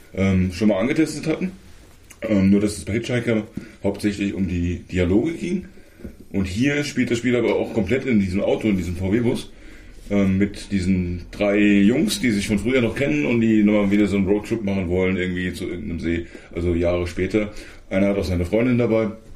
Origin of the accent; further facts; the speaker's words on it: Germany; bei uns in Deutschland